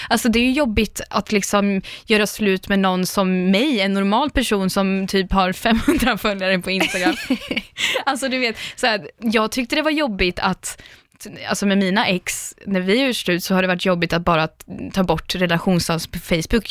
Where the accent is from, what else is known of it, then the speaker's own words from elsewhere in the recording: Linköping, Östergötland, Sweden; moved away as an adult; also born or lived in London; now in Stockholm, Sweden; jag är från Linköping